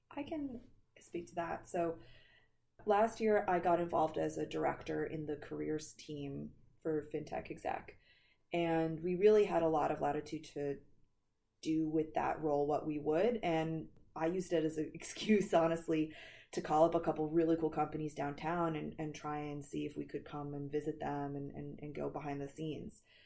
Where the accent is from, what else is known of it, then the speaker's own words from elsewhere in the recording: Philadelphia, Pennsylvania, United States; my hometown of Philly